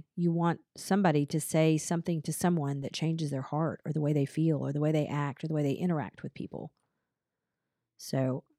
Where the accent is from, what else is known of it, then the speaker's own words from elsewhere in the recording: Atlanta, Georgia, United States; That's where I hung out when I was growing up in Atlanta.